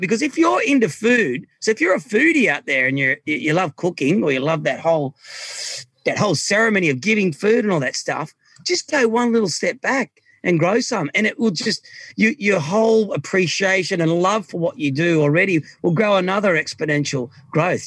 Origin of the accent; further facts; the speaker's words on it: Australia; also born or lived in Micronesia; as an Australian